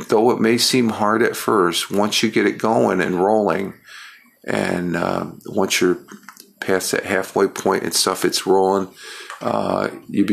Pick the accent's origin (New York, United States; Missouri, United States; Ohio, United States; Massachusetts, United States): New York, United States; I'm a New Yorker